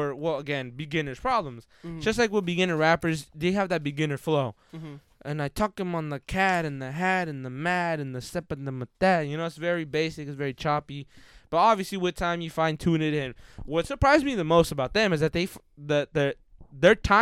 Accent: King City, California, United States; we're from that town

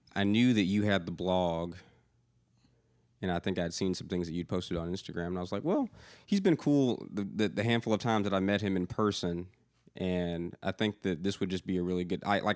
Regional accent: outside of Atlanta, Georgia, United States; now in Nashville, United States; I grew up outside of Atlanta

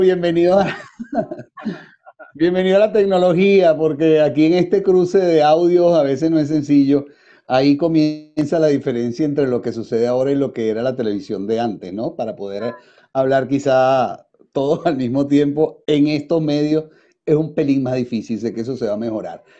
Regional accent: Caracas, Capital District, Venezuela; Yo vengo de un sector popular, yo nací en San José, allí en Caracas, ¿no? Y de allí fui a la Candelaria

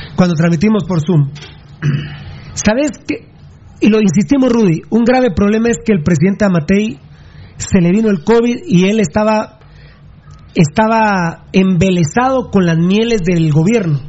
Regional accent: Guatemala City, Guatemala Department, Guatemala; como yo nací en la zona 2, yo soy capitalino hasta la verga

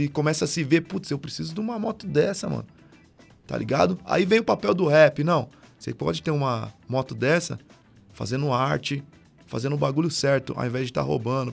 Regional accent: Brazil; eu moro aqui no SIC, morei a minha vida toda.

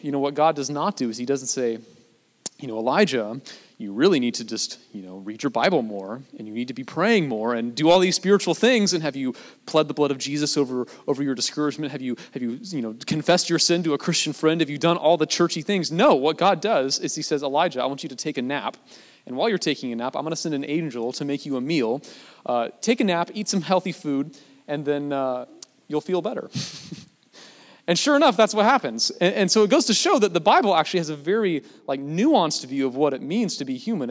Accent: Gig Harbor, Washington, United States; moved away as an adult; back in Gig Harbor, my hometown

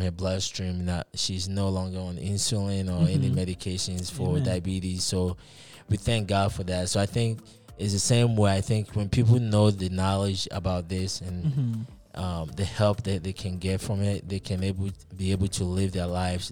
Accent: Ghana; also born or lived in Connecticut, United States; now in Colorado, United States; I'm actually a Ghanaian. I was born in Ghana, in Africa, in West Africa. So I've been in the United States for quite some time

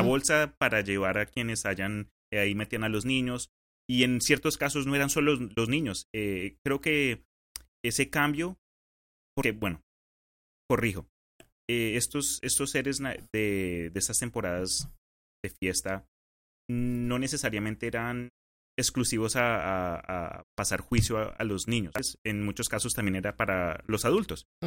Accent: Colombia; also born or lived in Spain; now in United States; yo pues de chiquito en Colombia

